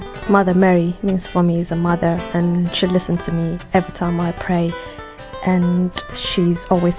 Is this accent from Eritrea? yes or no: yes; Eritrea; I'm from Eritrea, and I'm 24 years old